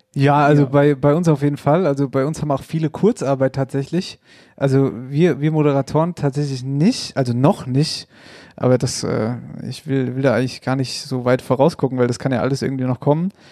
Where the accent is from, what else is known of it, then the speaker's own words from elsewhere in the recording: Hesse, Germany; bei uns in Hessen